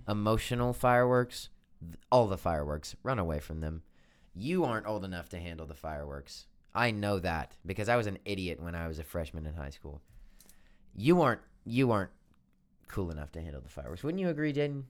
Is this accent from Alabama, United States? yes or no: yes; Birmingham, Alabama, United States; moved away as an adult; now in Nashville, United States; I am, uh, from Birmingham, Alabama. That's my hometown.